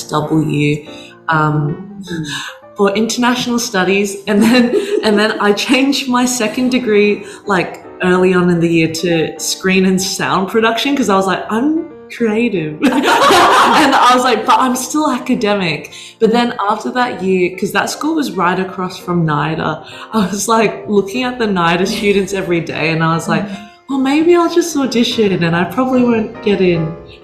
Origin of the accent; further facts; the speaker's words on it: Sydney, New South Wales, Australia; also born or lived in Auckland, New Zealand; So I was born in Auckland in Green Lane Hospital, which sounds so New Zealand, doesn't it? So I was born there. My parents immigrated there first and then made their way over to Australia when I was three.